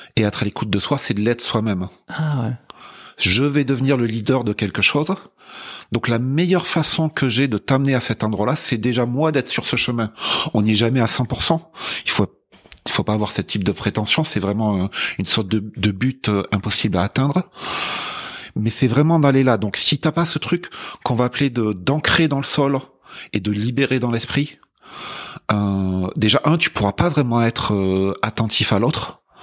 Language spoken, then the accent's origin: French; France; je suis français euh, d'origine